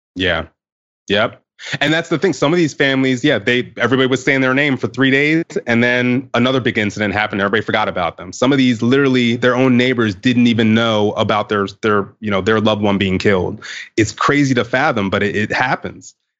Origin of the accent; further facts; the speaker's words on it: Baltimore, Maryland, United States; I was growing up in the Baltimore area at the time